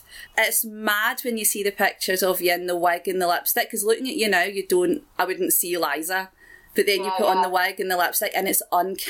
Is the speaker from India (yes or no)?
no; Glasgow, Scotland, United Kingdom; I'm from Glasgow